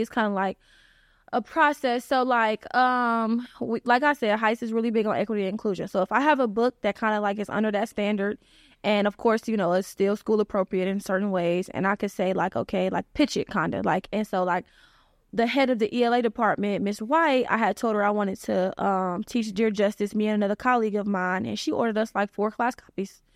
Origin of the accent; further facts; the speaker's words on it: Cleveland, Ohio, United States; I'm from the Cleveland area.